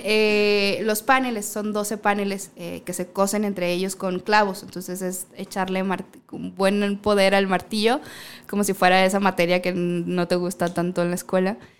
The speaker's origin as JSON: {"language": "Spanish", "region": "Baja California Sur", "country": "Mexico", "moved": "yes", "said": "yo soy de la Baja"}